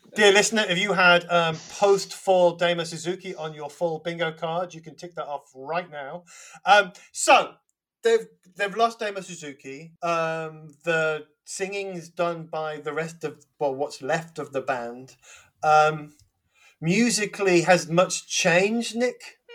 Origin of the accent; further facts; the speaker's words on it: London, United Kingdom; accent: Cockney; I, have been accused of being over Cockney on my on my greetings